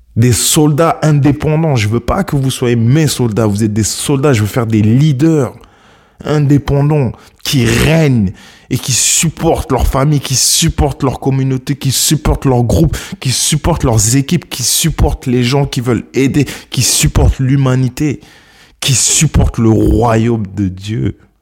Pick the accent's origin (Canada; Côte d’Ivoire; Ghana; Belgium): Ghana; mon pays d'origine, le Ghana